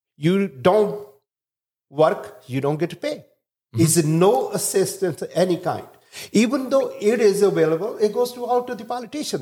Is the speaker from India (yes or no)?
yes; India; now in Chicago, United States; originally I'm from India